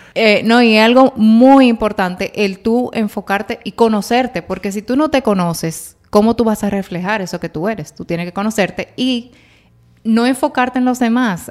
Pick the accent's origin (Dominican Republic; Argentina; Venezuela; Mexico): Dominican Republic; soy dominicana. Yo era la dominicanita del grupo